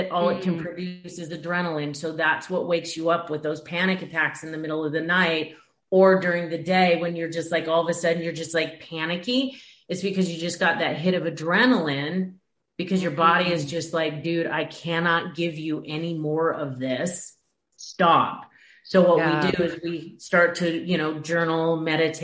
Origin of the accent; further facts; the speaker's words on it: Washington, United States; moved away; also born or lived in Oregon / Chicago; Originally, I'm from Washington and Oregon. Like, I grew up in Washington.